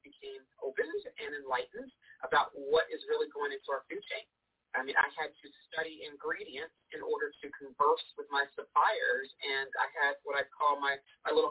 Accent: Cincinnati, Ohio, United States; I was born and raised in Cincinnati, Ohio, so I'm a Midwestern girl.

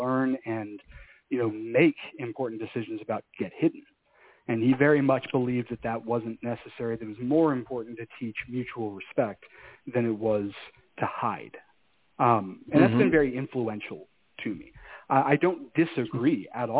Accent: Houston, Texas, United States; moved away; I'm from Houston.

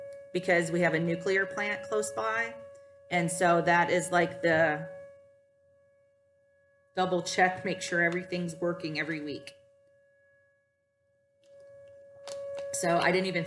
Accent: Toledo, Ohio, United States; I'm from Toledo, Ohio, so sometimes a little bit of accent comes through, but not all the time.

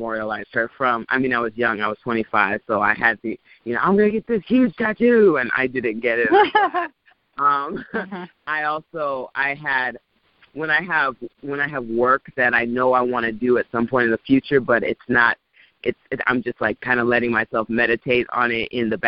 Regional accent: Orange County, California, United States; born and raised in Orange County, California

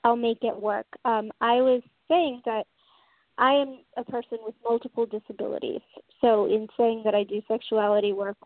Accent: Tampa Bay area, Florida, United States; moved away as an adult; now in San Francisco, United States; I grew up in the Tampa Bay area of Florida

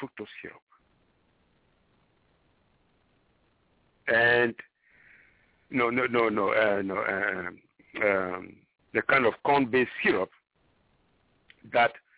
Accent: Ghana; moved away; I am originally from Ghana, West Africa, and corn is the is a staple food

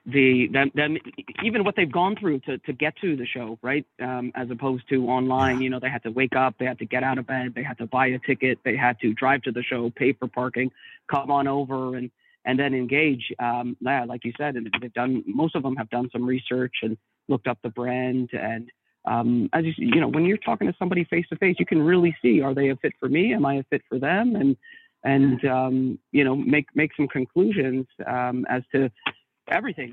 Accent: Canada; being a Canadian

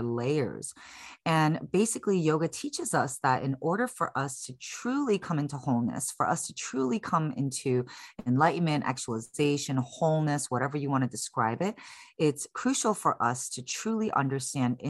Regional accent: Chicago, Illinois, United States; moved away as an adult; now in San Francisco, United States; I was born and raised in Chicago. I'm currently based in San Francisco, California. I've been here since 2007.

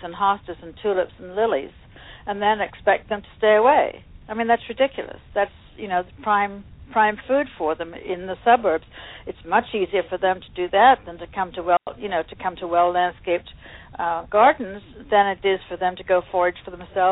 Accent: England, United Kingdom; moved away as an adult; also born or lived in Ohio; now in New York, United States; I was born and raised in England, went to university for horticulture in England

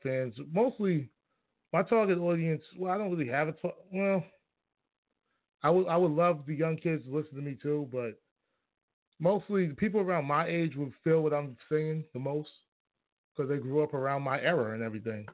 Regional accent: New York, United States; I grew up in New York

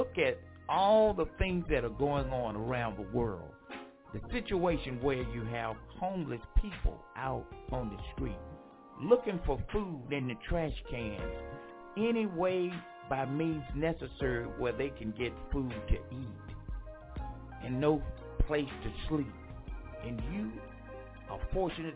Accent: Franklinton, North Carolina, United States; my hometown, Franklinton, North Carolina.

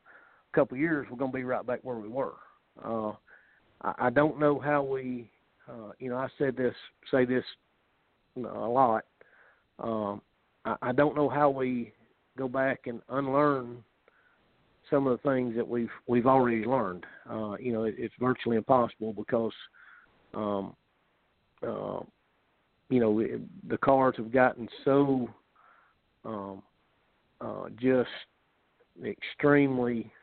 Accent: Calera, Alabama, United States; also born or lived in Midfield, Alabama; I grew up in Calera, Alabama, and went to high school there

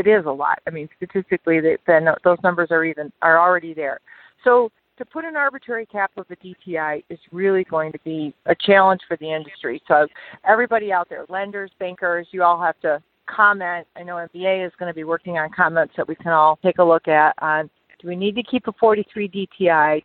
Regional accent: Detroit, Michigan, United States; I'm from Detroit

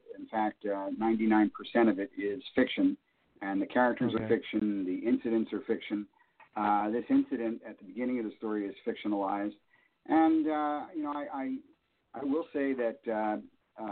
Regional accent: Pennsylvania, United States; also born or lived in Vermont; come back to my home state, to Pennsylvania

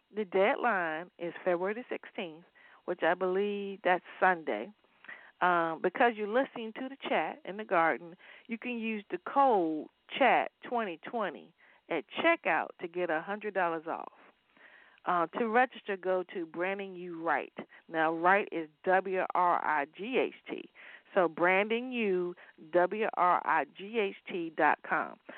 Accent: Waverly, Virginia, United States; moved away; I'm from Waverly, Virginia

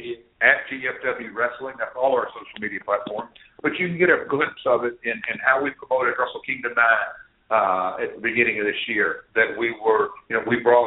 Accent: Nashville, Tennessee, United States; I grew up here in Nashville

